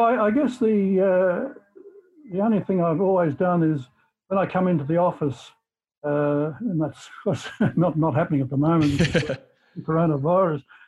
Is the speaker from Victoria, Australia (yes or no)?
yes; Cobden, Victoria, Australia; also born or lived in Melbourne; I came from Cobden, which is a country area of Victoria near, towards the South Australian border, and moved to Melbourne uh, for schooling, secondary schooling, and stayed in Melbourne uh, for university.